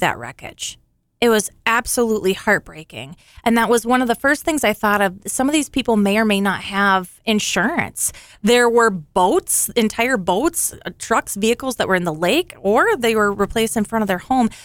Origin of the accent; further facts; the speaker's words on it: Alexandria, Minnesota, United States; this is my hometown, as you know, and this community is amazing